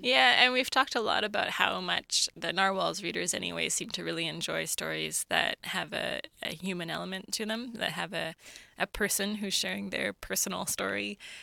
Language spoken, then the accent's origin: English; Kingman, Alberta, Canada; also born or lived in Sweden; I grew up near Camrose, uh, near a village of about eighty called Kingman.